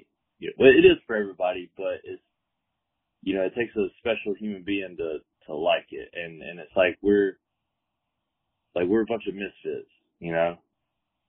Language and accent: English; Georgia, United States; now in San Diego, United States; I'm from the South. You know, I live here in San Diego now, but I'm originally from Georgia